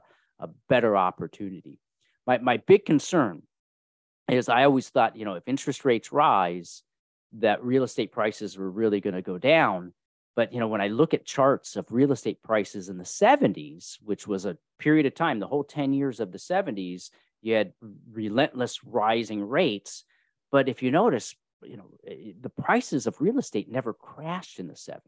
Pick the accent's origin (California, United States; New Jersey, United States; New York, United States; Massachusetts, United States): California, United States; also born or lived in Kentucky; And I was born in Kentucky. My brother was born in Pennsylvania. And then we grew up in California.